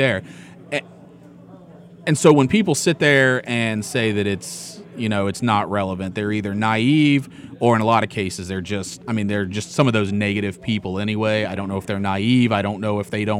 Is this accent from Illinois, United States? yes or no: no; West Virginia, United States; a kid growing up in West Virginia